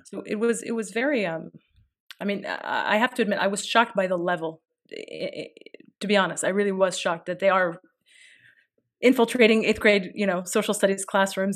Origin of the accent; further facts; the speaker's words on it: United States; I'm an American